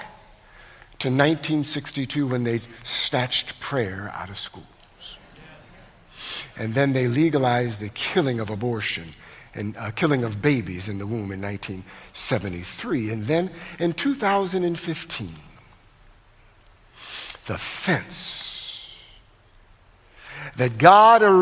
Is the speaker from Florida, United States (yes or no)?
no; Connecticut, United States; moved away as an adult; also born or lived in Los Angeles; I'm from Connecticut